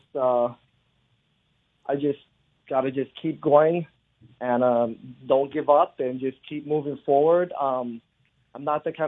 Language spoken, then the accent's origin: English; Hawaii, United States; I grew up in Hawaii in the 80s.